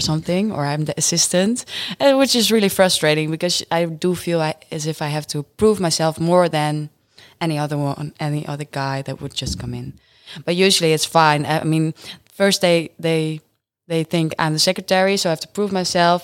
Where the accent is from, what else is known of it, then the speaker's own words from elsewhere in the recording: Friesland, Netherlands; now in Groningen, Netherlands; I'm born and raised in Friesland, but I moved to Groningen